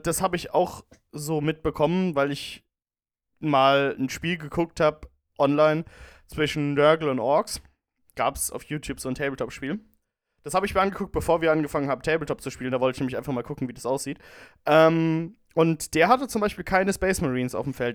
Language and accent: German; Rhineland-Palatinate, Germany; als Pfälzer